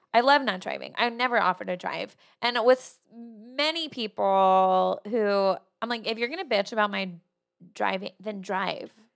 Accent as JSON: {"language": "English", "region": "New Jersey", "country": "United States", "moved": "as an adult", "lives_now": "Austin, United States", "said": "I'm from Jersey"}